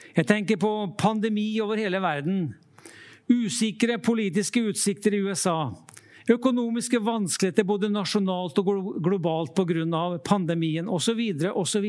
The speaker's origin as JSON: {"language": "Norwegian", "region": "Trøndelag coast", "country": "Norway", "tie": "born or raised there", "also_born_or_lived": "Lofoten", "moved": "yes", "said": "Jeg vokste opp ved Trøndelagskysten"}